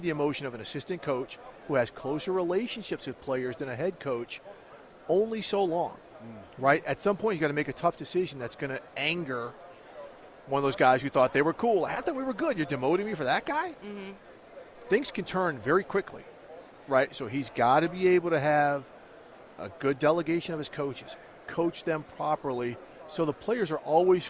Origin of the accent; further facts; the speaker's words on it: St. Louis, Missouri, United States; also born or lived in Minneapolis, Minnesota; now in Los Angeles, United States; I moved there when I was when I was 9 years old. So I went to high school and everything in St. Louis.